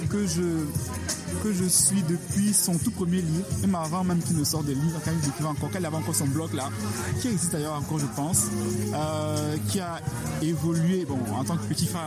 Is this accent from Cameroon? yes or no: yes; Cameroon; en tant que Camerounais, que je comprenais tout